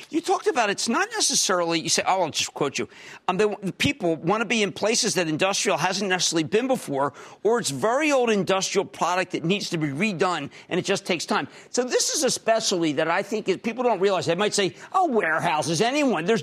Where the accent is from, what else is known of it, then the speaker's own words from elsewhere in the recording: Philadelphia, Pennsylvania, United States; I'm from Philadelphia, from Philadelphia, New York